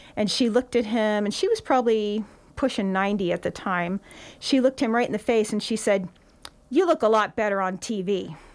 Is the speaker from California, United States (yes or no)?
yes; Santa Cruz County, California, United States; now in Nevada County, United States; I was born in Santa Cruz County, and my parents were avid about community service and four H